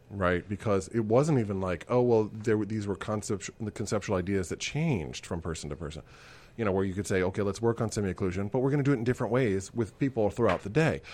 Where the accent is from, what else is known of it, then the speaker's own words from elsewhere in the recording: Kansas City, United States; I grew up in Kansas City